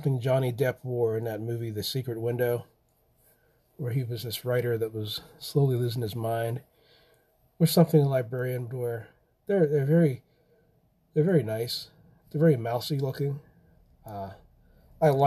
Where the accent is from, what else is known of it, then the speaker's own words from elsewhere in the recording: Pennsylvania, United States; I come from Pennsylvania, and not far from really where the Amish are